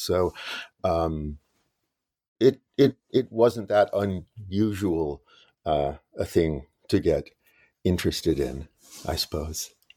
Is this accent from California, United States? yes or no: yes; Los Angeles, California, United States; I grew up in West Los Angeles.